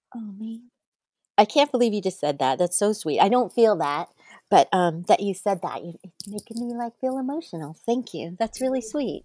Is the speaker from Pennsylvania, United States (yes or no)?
no; Manhattan Beach, California, United States; I grew up in Manhattan Beach, uh, California, just south of L A X Airport